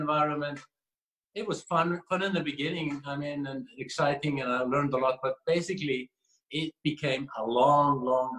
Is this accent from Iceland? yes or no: yes; Iceland; moved away as an adult; also born or lived in Netherlands / Luxembourg; We're from Iceland